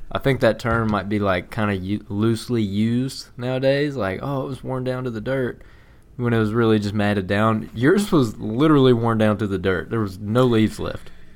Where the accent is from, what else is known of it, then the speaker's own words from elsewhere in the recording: the South, United States; growing up in the South